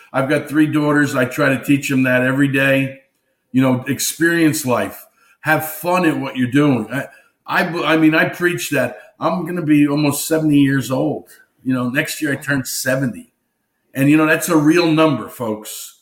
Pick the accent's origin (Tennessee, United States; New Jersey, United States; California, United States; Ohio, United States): New Jersey, United States; Newark; I grew up in Newark, New Jersey, so I was a diehard Yankee fan growing up.